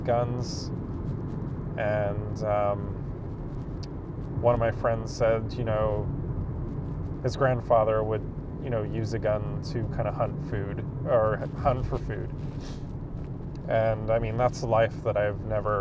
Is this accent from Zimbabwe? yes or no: no; England, United Kingdom; now in Canada; I grew up in England, I moved to Canada